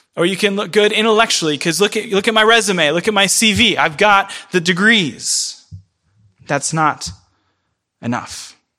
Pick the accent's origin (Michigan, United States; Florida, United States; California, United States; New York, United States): Florida, United States; rural; moved away; I'm from Florida. I'm from rural Florida.